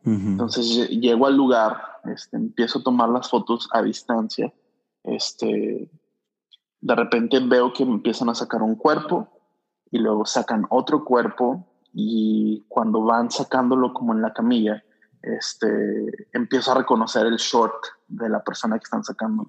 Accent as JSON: {"language": "Spanish", "region": "Durango", "country": "Mexico", "tie": "born or raised there", "also_born_or_lived": "Dallas / Los Angeles / Ensenada / Mazatlán", "moved": "as an adult", "lives_now": "Monterrey, Mexico", "said": "Yo, yo nací en Durango, Durango. Este, es una ciudad pequeña, un estado grande. Eh, y ahí estuve pues, hasta, los, hasta los 19"}